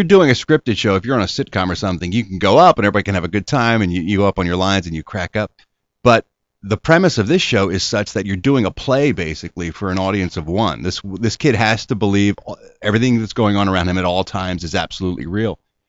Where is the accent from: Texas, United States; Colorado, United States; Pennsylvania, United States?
Pennsylvania, United States; Philadelphia; No, I'm from Ronhurst.